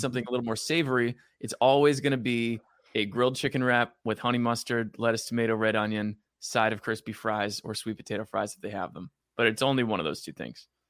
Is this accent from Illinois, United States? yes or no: no; Allentown, New Jersey, United States; moved away as an adult; also born or lived in New York City; growing up in Jersey by the Jersey Shore